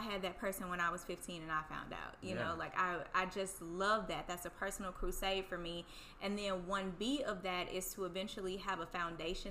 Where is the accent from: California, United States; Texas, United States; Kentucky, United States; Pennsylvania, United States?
Texas, United States; Houston; I'm from Third Ward, Houston, Texas.